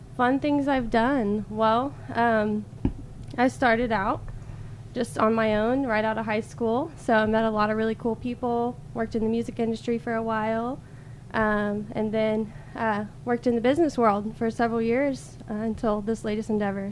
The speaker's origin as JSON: {"language": "English", "region": "Alabama", "country": "United States", "tie": "born or raised there", "moved": "as an adult", "lives_now": "Tulsa, United States", "said": "I actually grew up in Alabama."}